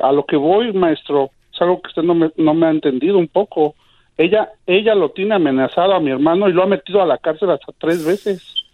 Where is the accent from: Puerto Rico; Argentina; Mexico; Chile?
Mexico; Mexico City; yo soy de la Ciudad de México